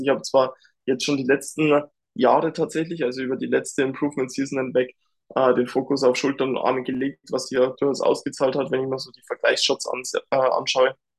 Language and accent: German; Dingolfing, Bavaria, Germany; bei der BMW hier in Dingolfing in meiner Heimat